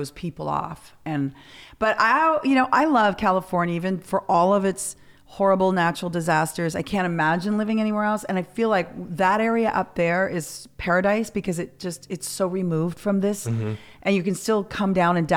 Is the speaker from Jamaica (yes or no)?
no; Canada; born or raised there; now in United States